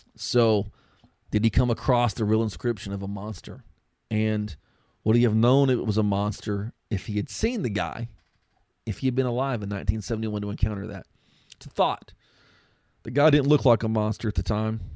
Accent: Texas, United States; we're from Texas

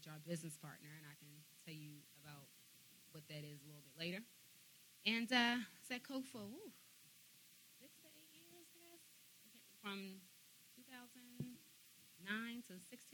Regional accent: Baltimore, Maryland, United States; moved away; I am originally from Baltimore, Maryland

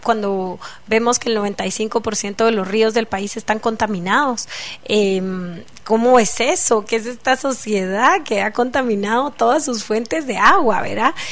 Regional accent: Guatemala; como guatemaltecos

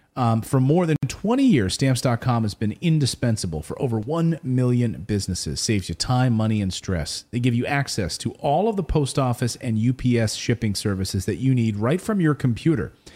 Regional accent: United States; I am American

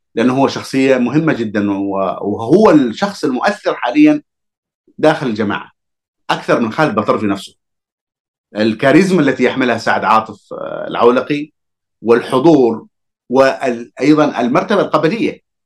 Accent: Hadhramaut, Yemen; أنا كحضرمي

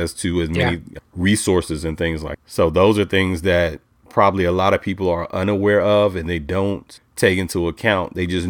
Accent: Charlotte, North Carolina, United States; I'm from Charlotte, North Carolina. So the Charlotte-Mecklenburg school system, I was a public school kid.

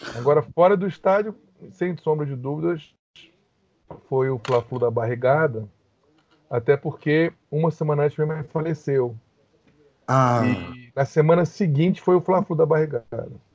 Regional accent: Rio de Janeiro, Brazil; also born or lived in Brasília; Eu tinha um ano e nós fomos para o Rio, morar em Copacabana.

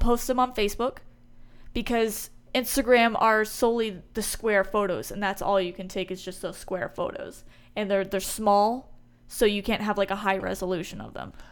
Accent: Houston, Texas, United States; Born and raised in Houston

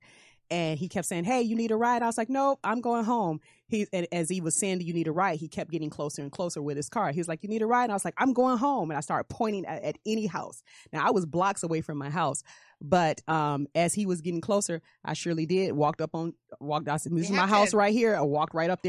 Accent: Detroit, Michigan, United States; I was living in Detroit, growing up in Detroit

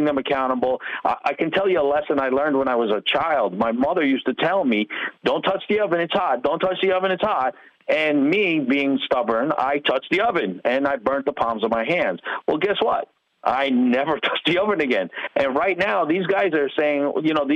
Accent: Long Island, New York, United States; moved away as an adult; now in Florida, United States; I am from New York. I grew up in New York, out in Long Island.

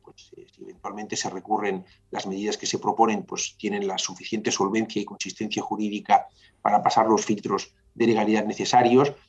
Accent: Catalonia, Spain; somos tan catalanes como los que lo son

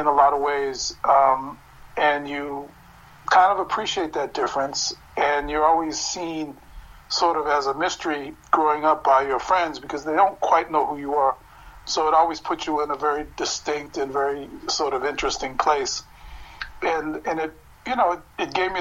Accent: United States; I come out of a strange amalgam of being, you know, an American born and growing up in American neighborhoods

